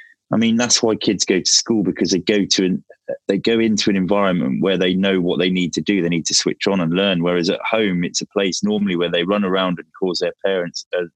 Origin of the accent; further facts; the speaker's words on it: Plymouth, South West England, United Kingdom; born there; I was born in Freedom Fields Hospital. So essentially, I am sort of a Janner.